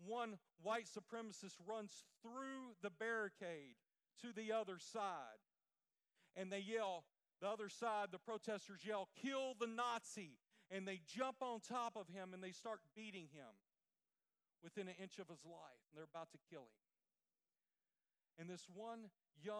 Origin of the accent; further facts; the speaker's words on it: Louisiana, United States; I'm from the Louisiana area